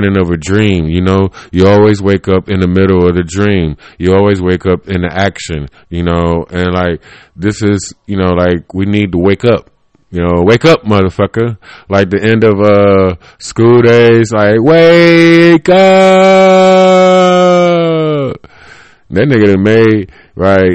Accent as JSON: {"language": "English", "town": "Cleveland", "region": "Ohio", "country": "United States", "said": "I come from, you know, Bartlett, Kinsman, Harvard area"}